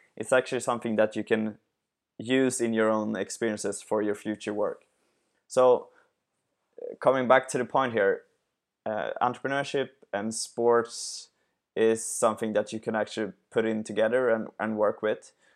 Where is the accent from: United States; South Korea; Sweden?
Sweden; I'm from Sweden